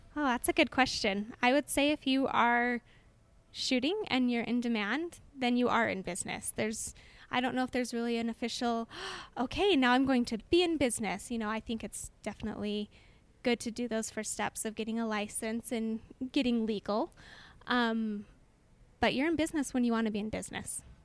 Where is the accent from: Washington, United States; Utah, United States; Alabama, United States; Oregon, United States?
Utah, United States; Orem; I am from Orem, which is just next door neighbors to Provo, and born and raised in Orem